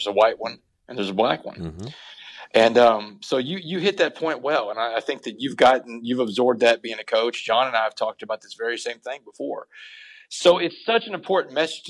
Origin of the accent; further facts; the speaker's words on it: Port Arthur, Texas, United States; growing up in Port Arthur, I've been the only white guy on the basketball court before